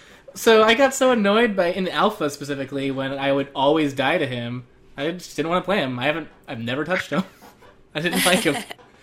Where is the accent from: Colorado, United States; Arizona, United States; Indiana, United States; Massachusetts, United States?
Arizona, United States; accent: Arizonan; maybe my Arizonan accent.